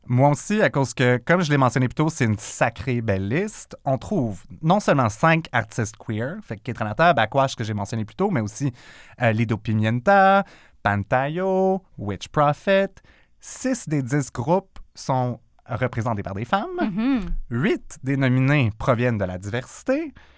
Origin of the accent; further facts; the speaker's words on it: Quebec, Canada; notre identité québécoise